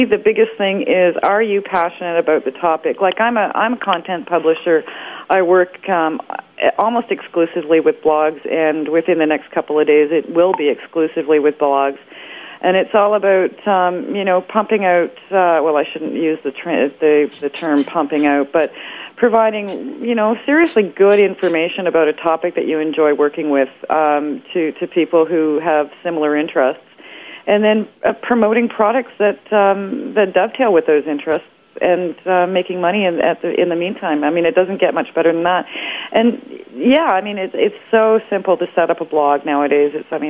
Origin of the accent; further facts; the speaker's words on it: Toronto, Ontario, Canada; moved away; also born or lived in Calgary; I'm from Toronto originally, so I was working in Canada as an air traffic controller in Calgary